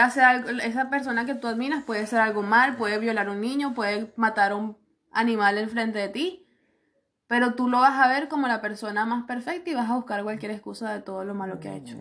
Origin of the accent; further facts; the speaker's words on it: Venezuela; now in Chile; Porque yo estoy orgullosa de ser venezolana